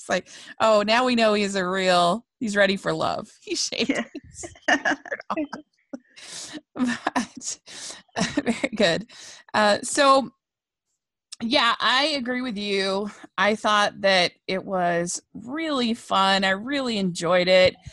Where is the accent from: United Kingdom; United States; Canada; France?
United States; South Carolina; I'm from South Carolina